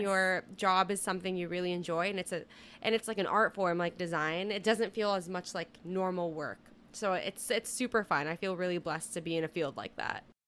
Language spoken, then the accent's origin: English; Southern California, United States; now in New York City, United States; currently based out of New York City, but I'm originally from Southern California